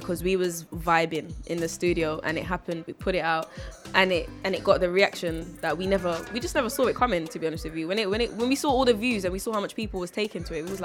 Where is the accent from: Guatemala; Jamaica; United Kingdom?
Jamaica; I'm actually from Jamaica.